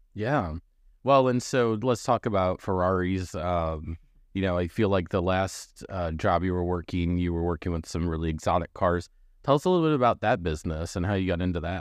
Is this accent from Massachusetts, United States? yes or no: no; Missouri, United States; moved away; I grew up in Missouri, more you know, closer to a metropolitan area.